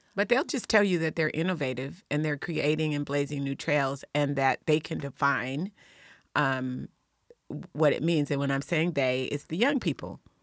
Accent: Lakewood, Washington, United States; I'm from Lakewood.

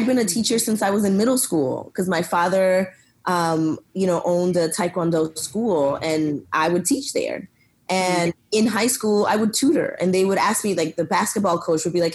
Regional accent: Lawrence, Massachusetts, United States; also born or lived in Dominican Republic; now in Austin, United States; raised in Massachusetts in Lawrence, which is a small little city

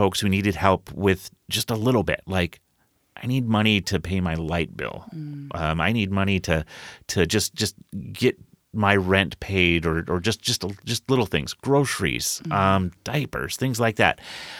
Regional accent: Rochester, Minnesota, United States; born there; I was born in Rochester, Minnesota at the Mayo Clinic.

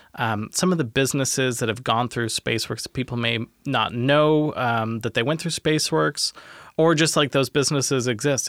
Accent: Tacoma, Washington, United States; also born or lived in Minnesota; I was born in Tacoma

